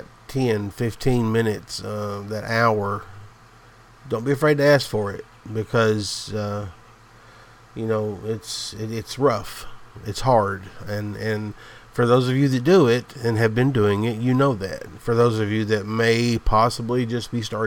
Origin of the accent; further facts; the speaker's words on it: the South, the Appalachian Mountains, United States; I'm from the South. The Appalachian Mountains. I'm just a country boy, a hillbilly, as I always call myself